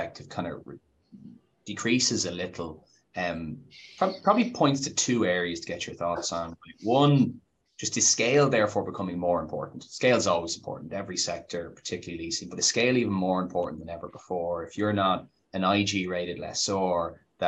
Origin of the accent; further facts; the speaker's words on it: Ireland; I'm Irish guy